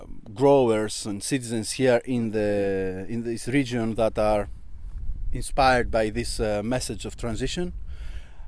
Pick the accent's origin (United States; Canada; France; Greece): Greece; Alexandroupoli, Eastern Macedonia and Thrace; here in my hometown in Alexandroupoli, which is right next to my village